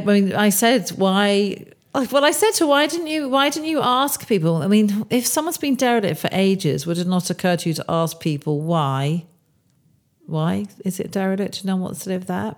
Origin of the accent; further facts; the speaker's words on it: Bourne End, South East England, United Kingdom; I grew up in Bournemouth, Buckinghamshire, not far from where I am now